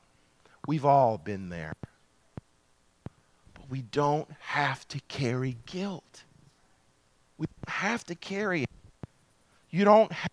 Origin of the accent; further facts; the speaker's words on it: Bogue Chitto River, Pike County, Mississippi, United States; I was raised on the Bogachita River